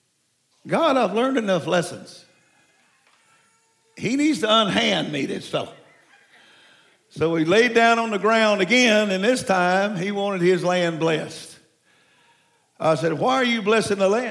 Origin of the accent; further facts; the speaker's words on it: Morehouse Parish, Louisiana, United States; moved away; That's where I was born, Morehouse Parish.